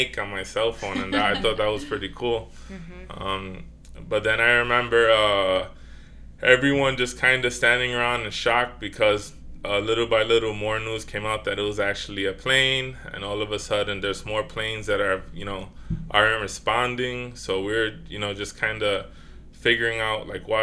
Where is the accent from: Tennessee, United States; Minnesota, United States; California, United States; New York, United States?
New York, United States; New York City; I was born in the Bronx